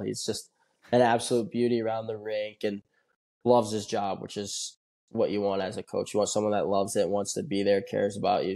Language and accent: English; Toledo, Ohio, United States; I'm from Ohio, um, born and raised in Toledo